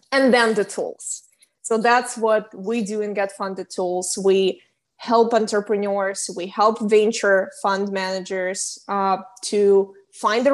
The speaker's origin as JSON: {"language": "English", "country": "Ukraine", "also_born_or_lived": "San Francisco, United States", "moved": "as an adult", "lives_now": "Los Angeles, United States", "said": "I'm from Ukraine originally. I've been in the US for the past 6 years."}